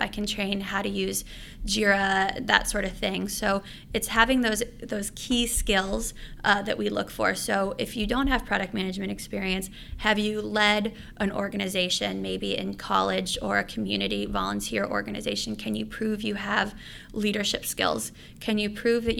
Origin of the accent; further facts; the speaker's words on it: Los Angeles, California, United States; moved away as an adult; also born or lived in San Francisco; I was originally from Los Angeles